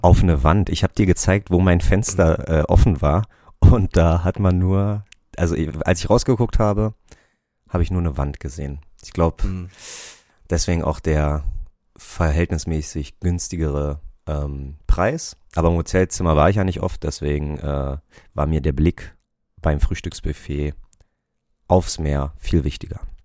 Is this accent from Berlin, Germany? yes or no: yes; Berlin, Germany; ich komme aus Berlin